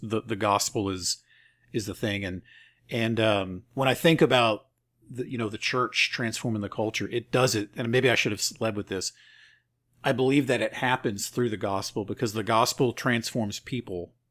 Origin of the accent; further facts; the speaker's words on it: the Bible Belt, United States; I grew up in the Bible Belt